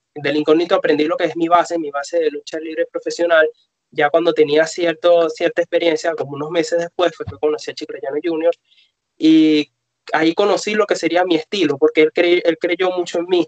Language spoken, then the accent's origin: Spanish; Venezuela; vivimos en un país donde la lucha libre tiene aproximadamente 15 años desaparecida